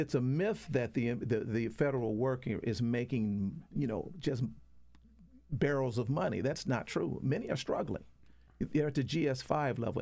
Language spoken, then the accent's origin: English; Detroit, Michigan, United States; I'm from Detroit, Michigan